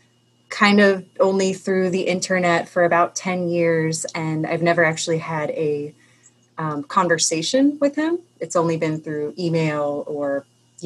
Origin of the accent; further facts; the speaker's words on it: Columbia, United States; I'm from Columbia, and I've never lived anywhere else